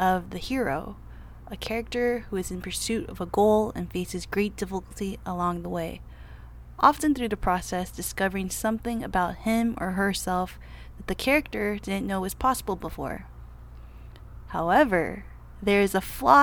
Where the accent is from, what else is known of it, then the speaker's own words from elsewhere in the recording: Los Angeles, California, United States; I am from Los Angeles, California